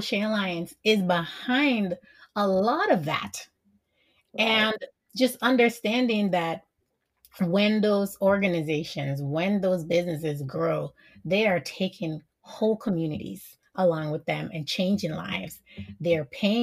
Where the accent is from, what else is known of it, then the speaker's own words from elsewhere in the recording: Jamaica; I'm Jamaican